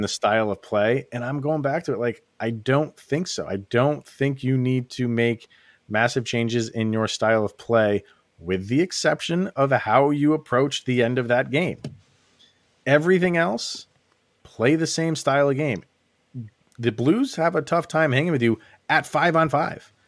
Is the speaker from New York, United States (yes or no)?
yes; Schenectady, New York, United States; my hometown of Schenectady, New York, little Schenectady, New York